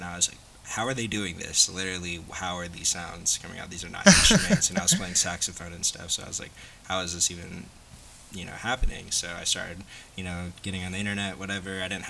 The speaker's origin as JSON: {"language": "English", "town": "Seattle", "region": "Washington", "country": "United States", "tie": "born or raised there", "said": "I'm definitely from Seattle. I'm from South Seattle"}